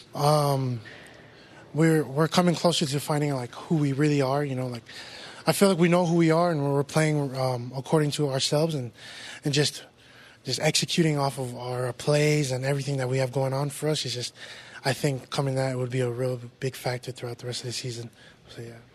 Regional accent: West Valley City, Utah, United States; a lot of kids from our city comes out and gets to play Division One football

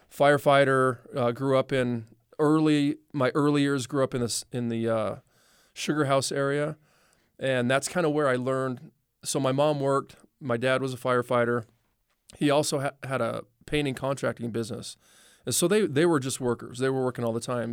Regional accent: Los Angeles, California, United States; I was born in Watts

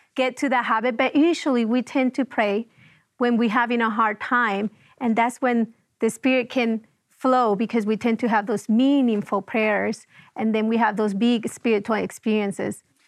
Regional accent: Venezuela; moved away as an adult; I was born and raised in Venezuela, and, um, I moved out of the country when I was almost twenty-five years old.

